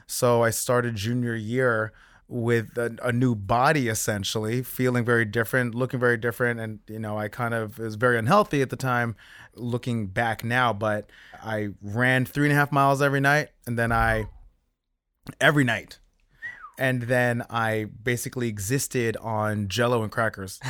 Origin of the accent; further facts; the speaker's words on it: South Orange, New Jersey, United States; moved away as an adult; Grew up in South Orange. I was born in Saint Barnabas